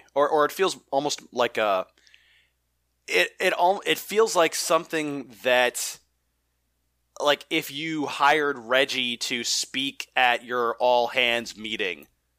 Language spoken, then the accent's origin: English; Bronx, New York, United States; also born or lived in Brentwood; It's like I grew up in the Bronx, and we moved out of the Bronx when there was a shooting in the tenement houses that we were in, and we moved to Brentwood, Long Island, and Brentwood, Long Island was better.